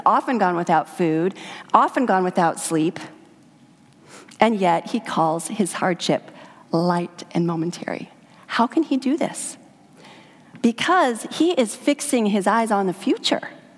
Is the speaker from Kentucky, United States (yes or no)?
no; Idaho, United States; I grew up in Idaho in a backpacking family